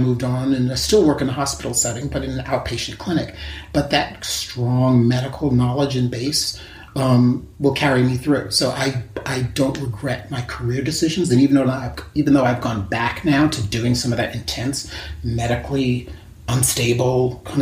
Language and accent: English; New York, United States; also born or lived in San Francisco, California; I'm from New York